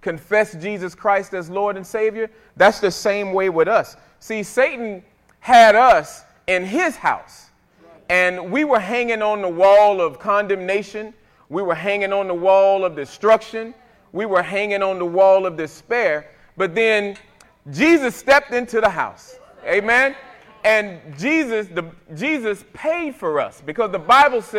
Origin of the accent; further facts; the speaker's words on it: Fort Pierce, Florida, United States; When I was growing up in Fort Pierce, Florida, little boy